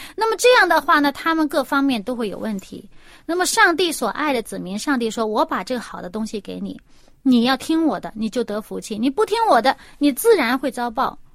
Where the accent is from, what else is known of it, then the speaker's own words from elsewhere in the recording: China; 我们中国人